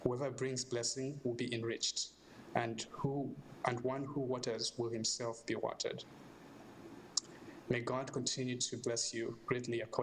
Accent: Zambia; now in United States; I am from Zambia in Southern Africa

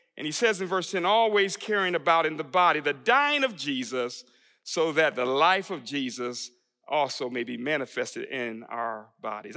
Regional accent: Buffalo, New York, United States; moved away as an adult; also born or lived in Texas; I was just a kid growing up in Buffalo, New York.

